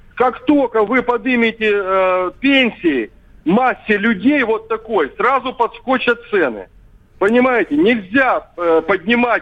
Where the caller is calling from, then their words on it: Sevastopol, Crimea, Ukraine; я вам звоню из Севастополя